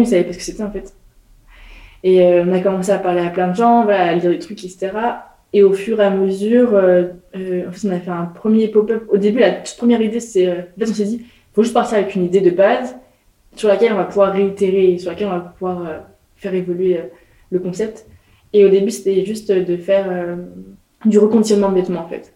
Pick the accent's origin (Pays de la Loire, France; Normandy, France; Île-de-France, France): Pays de la Loire, France; Nantes; moved away as an adult; also born or lived in Nancy; j'ai grandi à Nantes